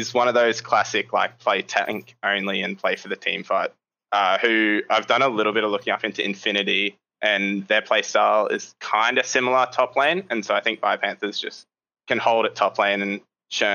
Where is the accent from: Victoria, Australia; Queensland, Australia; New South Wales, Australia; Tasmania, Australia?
Queensland, Australia; Brisbane; Brisbane, Australia